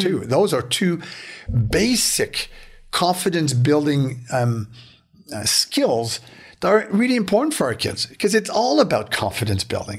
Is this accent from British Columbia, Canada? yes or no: no; Beaconsfield, Quebec, Canada; I grew up in Beaconsfield in, in the West Island